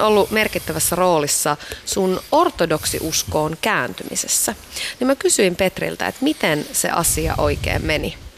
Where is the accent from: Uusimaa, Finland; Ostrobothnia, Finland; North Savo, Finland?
North Savo, Finland; Iisalmi; Mä oon Iisalmesta